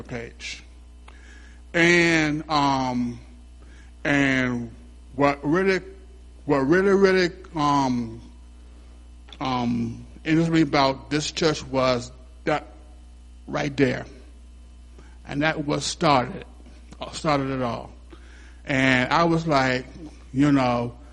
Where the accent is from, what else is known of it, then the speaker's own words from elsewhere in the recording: Hampton, Virginia, United States; I'm from Hampton, Virginia